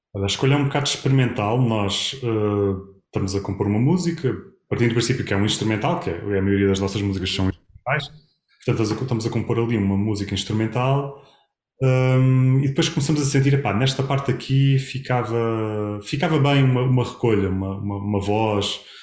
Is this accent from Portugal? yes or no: yes; Castelo Branco, Centro, Portugal; moved away as an adult; now in Lisbon, Portugal; minha terra natal, foi onde eu nasci, foi onde eu me formei, foi onde eu me licenciei